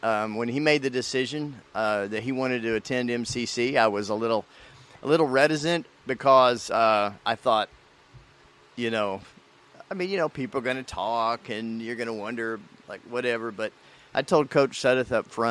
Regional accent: Kansas City, Missouri, United States; now in Meridian, United States; I grew up in Kansas City, Missouri, and graduated from North Kansas City High School, the class of 84.

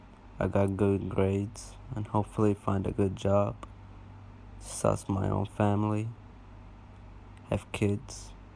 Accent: Bahrain; I'm from the Gulf in a small island called Bahrain.

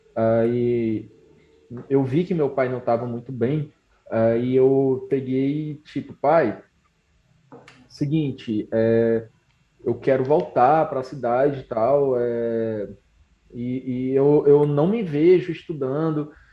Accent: Canindé, Ceará, Brazil; also born or lived in Fortaleza; eu sou de Canindé, no Ceará

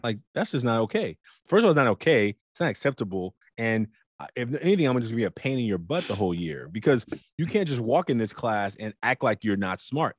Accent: Oakland, California, United States; as a big boy growing up in Oakland

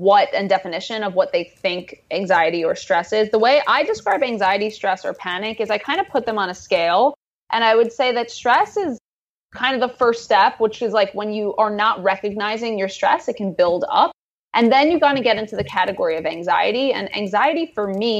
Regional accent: New York City, New York, United States; I grew up in Queens, New York, which is like a place where people celebrate diversity of all kinds.

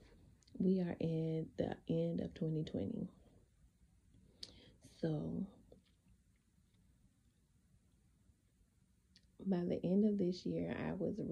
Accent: South Carolina, United States; moved away; I never want to go back to South Carolina. Like, I want to either be here or move on to another state. I don't want to go back to my hometown.

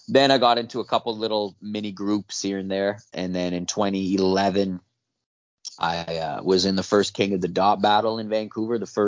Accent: Germany; first language Italian and German; English is a second language; also born or lived in Italy / Nelson, British Columbia, Canada; now in Canada; I'm three quarters Italian, quarter German, but born in Germany, raised by an Italian. My father's Italian, my mother's German Italian. I live back and forth between Italy and Germany, so Italian and German are my mother languages

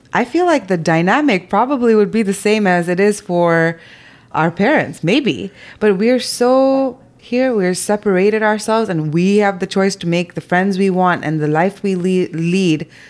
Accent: Zambia; moved away; growing up in Zambia

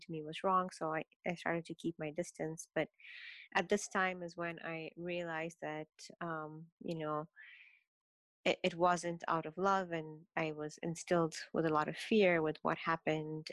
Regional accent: Kenya; I was born and raised in Kenya in a very um, traditional Indian Muslim household

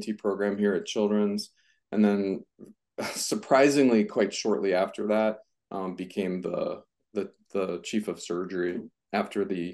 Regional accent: Minneapolis, Minnesota, United States; also born or lived in San Diego, California; I grew up in the Twin Cities, in Minnesota, Minneapolis and St. Paul.

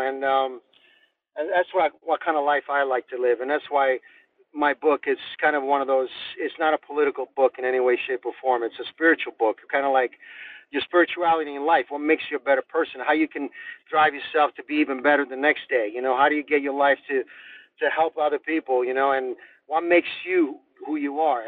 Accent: Rome, Lazio, Italy; now in United States; we grew up in Rome, and we grew up in Europe

